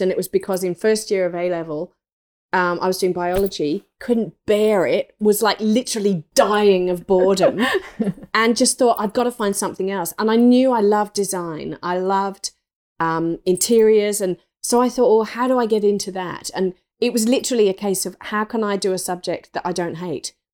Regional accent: England, United Kingdom; I grew up in England, um, in the country, in an old three hundred year old thatched cottage

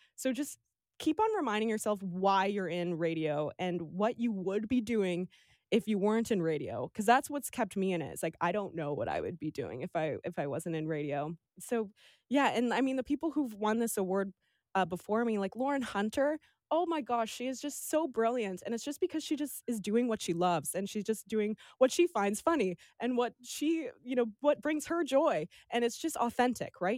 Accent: Vancouver, British Columbia, Canada; also born or lived in Toronto; now in Victoria, Canada; when I was two weeks old, my mom packed up our family, which is me, my two sisters, and my dad. and drove us across Canada to Vancouver, and we've been in the mainland and then now Victoria since

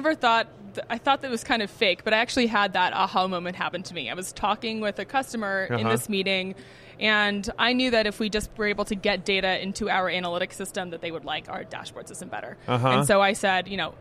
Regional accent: Bay Area, California, United States; moved away as an adult; also born or lived in New York / Barcelona; I grew up in the Bay Area, went to school out in New York

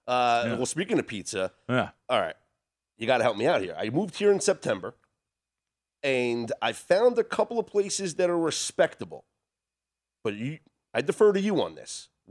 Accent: New Jersey, United States; also born or lived in Brooklyn, New York; We both grew up in Jersey as well, by the Jersey Shore.

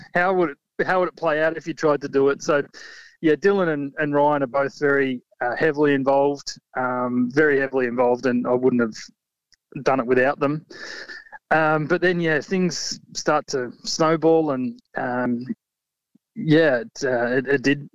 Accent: Warrnambool, Victoria, Australia; born and raised in Warrnambool

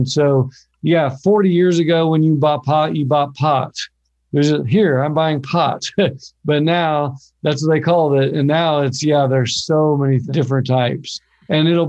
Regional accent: Oklahoma, United States; I'm from Oklahoma, which is kind of farming land

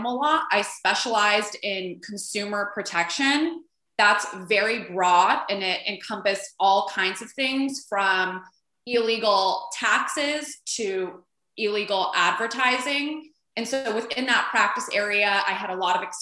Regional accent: Los Angeles, California, United States; also born or lived in Washington, District of Columbia, United States; I'm from Los Angeles. I live in Los Angeles currently. I did a few year detour living in Washington, DC, but I'm a Los Angelina at heart

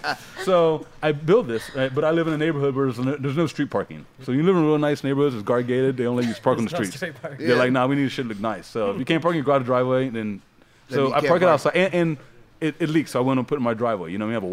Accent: Ohio, United States; I grew up in Ohio where I didn't know I was black.

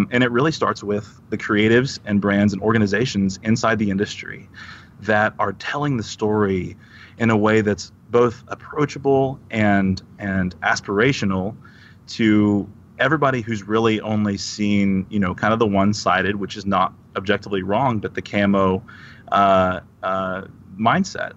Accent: Texas, United States; I grew up in Texas

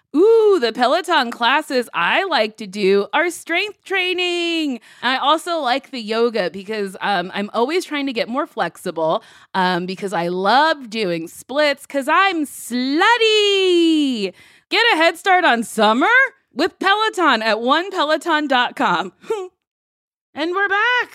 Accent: East Coast, United States; I grew up on the East Coast

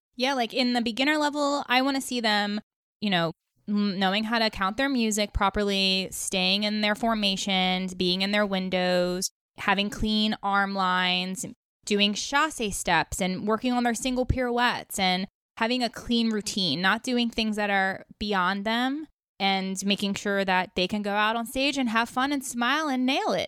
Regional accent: New York, United States; I'm from New York, so I judge a lot on the East Coast, and I grew up on the East Coast

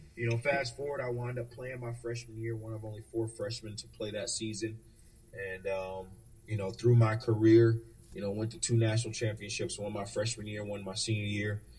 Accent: North Carolina, United States; moved away as an adult; also born or lived in Delaware; I grew up in North Carolina

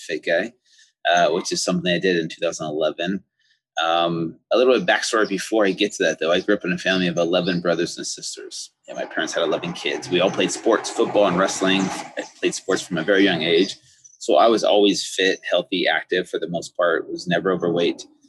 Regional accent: United States; everyday foods that we grew up with here in the United States

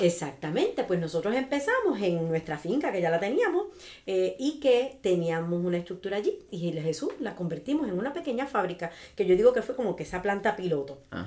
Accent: Ciales, Puerto Rico; also born or lived in Chicago; now in Jayuya, Puerto Rico; yo soy de Ciales, pero ya adoptada en Jayuya hace 20 años.

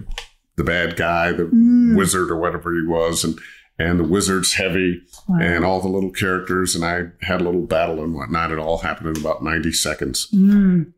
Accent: Cleveland, Ohio, United States; moved away as an adult; also born or lived in Los Angeles; Cleveland, Ohio, where I grew up

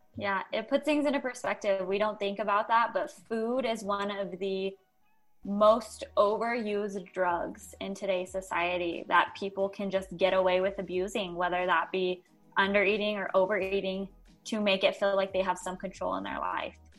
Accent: Albuquerque, New Mexico, United States; I'm actually from New Mexico, Albuquerque, New Mexico

